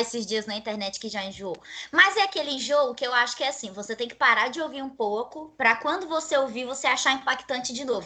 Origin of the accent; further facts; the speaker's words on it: Rondônia, Brazil; eu sou uma pessoa que nasci em Rondônia, fui criada em Rondônia